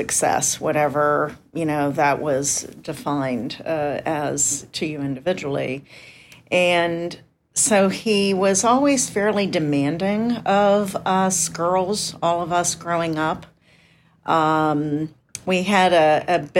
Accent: Indiana, Pennsylvania, United States; moved away; we grew up in Indiana, Pennsylvania, and there was a college called Indiana University of Pennsylvania

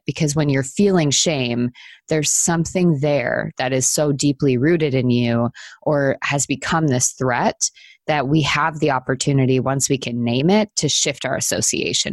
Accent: Wisconsin, United States; I grew up in the Midwest in Wisconsin, and there's snow all the time during the winter.

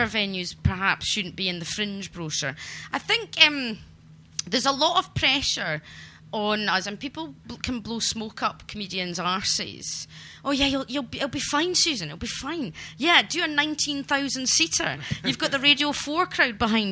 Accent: Glasgow, Scotland, United Kingdom; I grew up in Glasgow in the 80s under Thatcherism

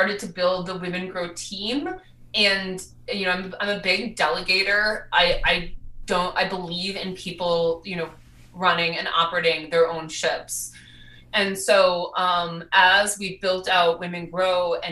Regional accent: Milwaukee, Wisconsin, United States; moved away as an adult; also born or lived in New York City; now in Denver, United States; I grew up in Milwaukee, Wisconsin

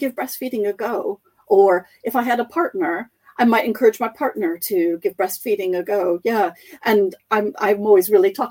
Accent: United States; I grew up reading in the United States

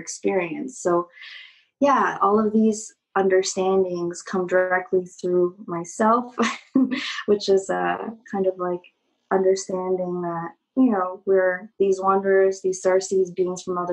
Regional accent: China; I just had quit piano school and just had graduated from being like a very good little Chinese girl, you know, doing everything right in society

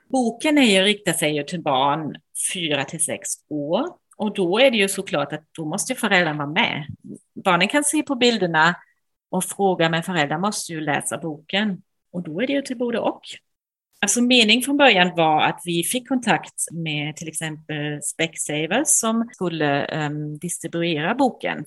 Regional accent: Germany; Swedish is a second language; moved away as an adult; now in Sweden; jag är tysk som man kanske kan höra

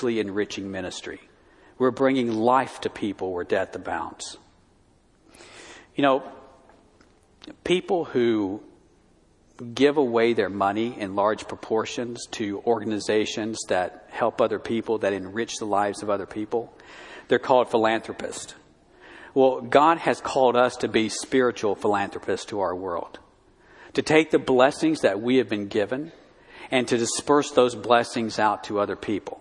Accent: Tuscaloosa, Alabama, United States; My hometown in Alabama

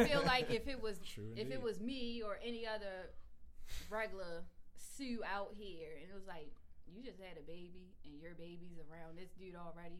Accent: Baltimore, Maryland, United States; I'm from Baltimore, so I'm all about the home team.

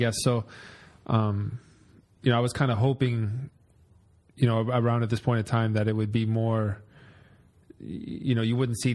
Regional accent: Florida, United States; I'm from Florida

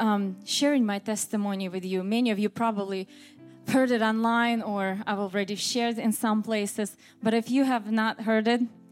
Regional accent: Moscow, Russia; English is a second language; moved away as an adult; also born or lived in Vancouver, Washington, United States; now in United States; I was born in Moscow, Russia, and my parents, they were pastors. I'm a PK, raised and born on a church pew

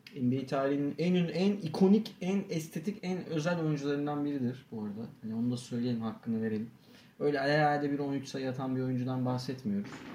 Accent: Turkey; biz Türk'üz

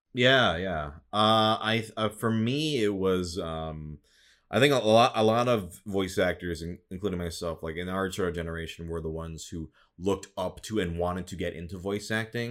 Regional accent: Midwest, United States; now in Los Angeles, United States; I grew up in the Midwest

